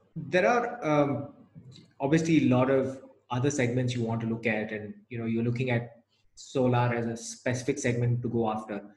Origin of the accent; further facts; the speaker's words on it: Chennai, Tamil Nadu, India; now in Gurgaon, India; I'm from Chennai